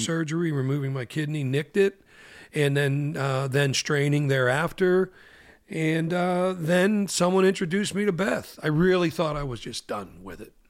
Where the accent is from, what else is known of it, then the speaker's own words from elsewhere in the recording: Pittsburgh, Pennsylvania, United States; growing up in Pittsburgh with the Stanley Theater